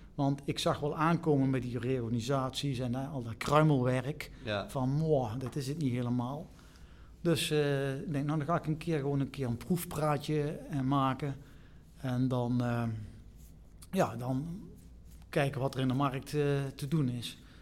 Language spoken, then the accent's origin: Dutch; Eindhoven, North Brabant, Netherlands; ik kom uit Eindhoven. Oh. Dus, Eindhoven. Hier in Tongeren geboren en getogen